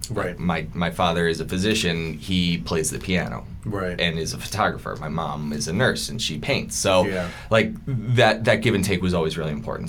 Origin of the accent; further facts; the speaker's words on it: Buffalo, New York, United States; moved away; growing up in Buffalo